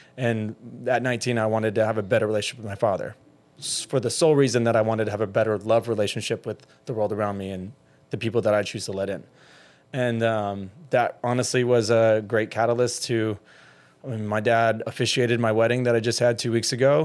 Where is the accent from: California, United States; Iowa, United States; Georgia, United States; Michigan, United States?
Georgia, United States; middle; now in Miami, United States; being a closeted gay man in middle Georgia on a military base who grew up in middle class